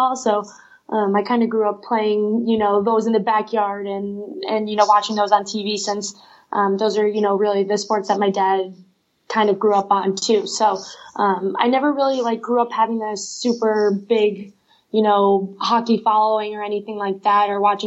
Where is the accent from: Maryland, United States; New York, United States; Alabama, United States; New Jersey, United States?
New York, United States; Albany; I grew up in Albany, New York